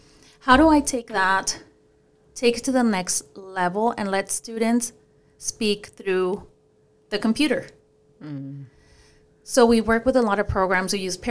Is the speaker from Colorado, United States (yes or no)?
no; Paramount, California, United States; English is a second language; growing up in Paramount, which is a very, very poor area